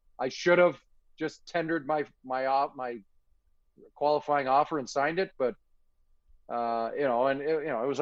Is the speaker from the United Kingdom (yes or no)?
no; Canada; I'm from Canada